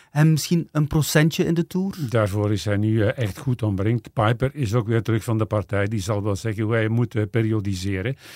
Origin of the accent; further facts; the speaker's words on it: Flanders, Belgium; Nee, als Vlaming misschien niet, maar ik wil het wel zien.